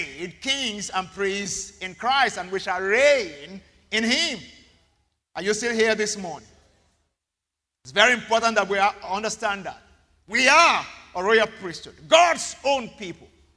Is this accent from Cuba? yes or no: no; Ibadan, Oyo, Nigeria; now in Lagos, Nigeria; I grew up in Ibadan.